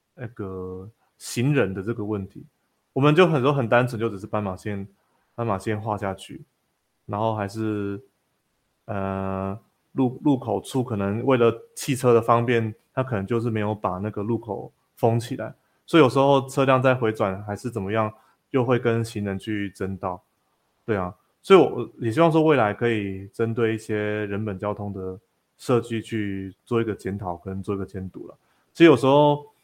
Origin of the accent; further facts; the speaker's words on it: Xiushui, Changhua County, Taiwan; 秀水是我的故乡